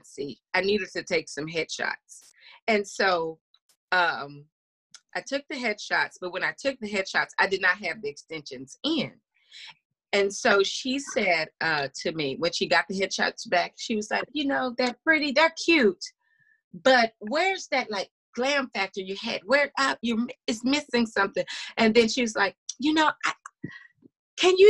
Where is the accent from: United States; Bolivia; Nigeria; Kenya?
United States; Louisiana; I was born in Louisiana